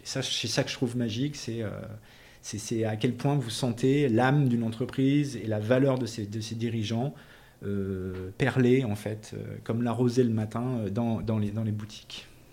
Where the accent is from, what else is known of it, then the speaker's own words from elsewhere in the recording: south-west France, France; moved away; also born or lived in Tunisia / Paris; je suis né en Tunisie, donc en 1968, et ensuite j'ai vécu, j'ai grandi dans le sud-ouest de la France